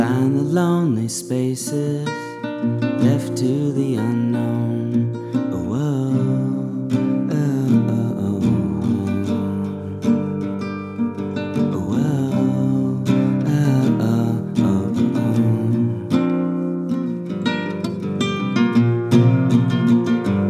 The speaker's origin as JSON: {"language": "English", "region": "Connecticut", "country": "United States", "tie": "born or raised there", "moved": "yes", "lives_now": "Vermont, United States", "said": "I grew up in Connecticut"}